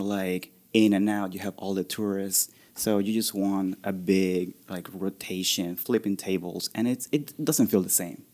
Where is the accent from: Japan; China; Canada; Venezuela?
Venezuela; also born or lived in Orlando, Florida; now in Columbus, United States; I grew up in Venezuela, so rum is very big there